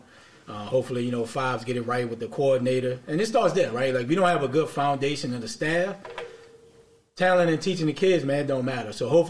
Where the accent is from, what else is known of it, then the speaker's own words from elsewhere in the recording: New Orleans, Louisiana, United States; growing up in New Orleans